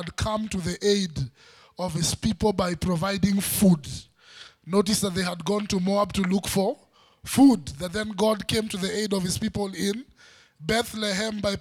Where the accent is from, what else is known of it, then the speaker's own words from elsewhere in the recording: Western, Kenya; I'm from Western, there's a way we eat